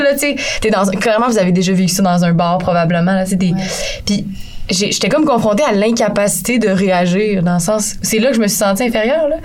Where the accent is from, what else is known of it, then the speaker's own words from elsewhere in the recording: Saguenay, Quebec, Canada; je viens de Saguenay